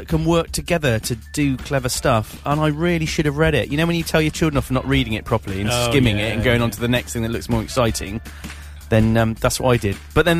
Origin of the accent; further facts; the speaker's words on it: Brockworth, South West England, United Kingdom; I'm from Brockwith, which is where the Gloucester Aircraft